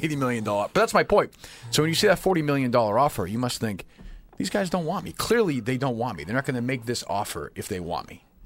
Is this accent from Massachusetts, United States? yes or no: yes; Winchester, Massachusetts, United States; I grew up here, but I grew up in Winchester, which, as you might know, is ten or fifteen minutes from here